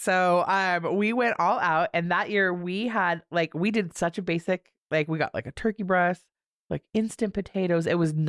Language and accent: English; California, United States; No comment. I can't say it because I'm from California.